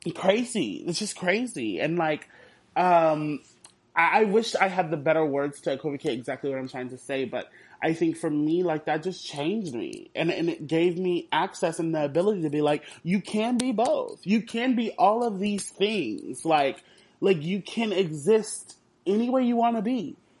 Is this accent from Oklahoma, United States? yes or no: no; Houston, Texas, United States; I'm from Houston